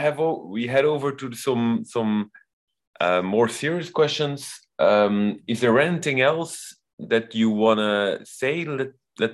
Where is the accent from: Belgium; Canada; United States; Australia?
Belgium; now in Innsbruck, Austria; I am from Belgium, but currently working in Innsbruck